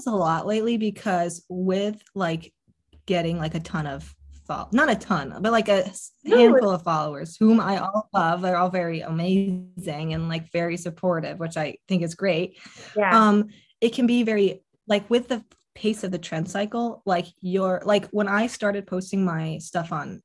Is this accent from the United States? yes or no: yes; Connecticut, United States; I grew up in Connecticut